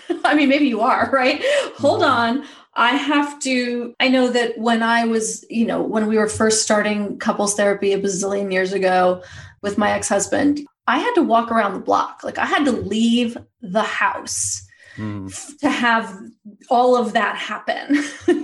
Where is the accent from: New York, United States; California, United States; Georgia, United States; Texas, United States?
New York, United States; now in Los Angeles, United States; I grew up in New York and I live